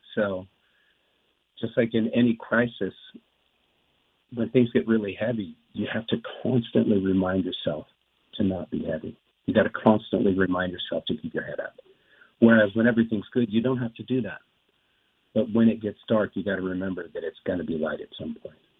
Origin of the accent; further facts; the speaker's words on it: Wrightwood, California, United States; I grew up in the in the woods, just you know, just three miles from there, where I grew up in Wrightwood, California.